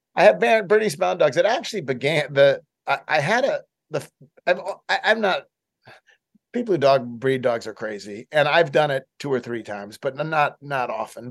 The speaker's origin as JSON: {"language": "English", "town": "Buffalo", "region": "New York", "country": "United States", "tie": "born or raised there", "also_born_or_lived": "Boston", "moved": "yes", "lives_now": "Memphis, United States", "said": "I grew up in Buffalo and lived in Boston for uh, much of my life."}